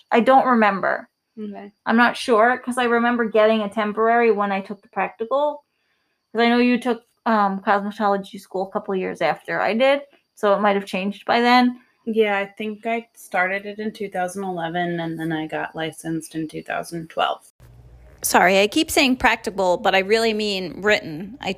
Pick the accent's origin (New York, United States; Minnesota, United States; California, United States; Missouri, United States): New York, United States; We're from New York, so we have um, certain things that we did here that may be different in your state.